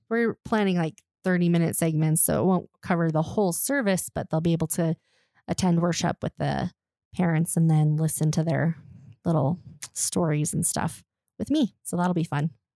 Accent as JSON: {"language": "English", "region": "Colorado", "country": "United States", "tie": "born or raised there", "also_born_or_lived": "Alaska", "said": "I grew up in Colorado"}